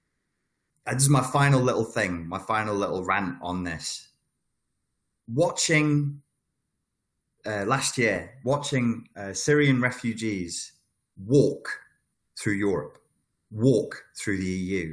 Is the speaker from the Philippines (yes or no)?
no; United Kingdom; I'm British